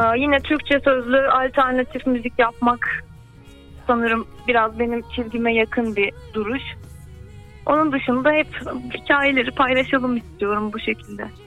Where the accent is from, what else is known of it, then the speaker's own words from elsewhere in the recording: Istanbul, Turkey; İstanbul'da doğdum 94 yılında.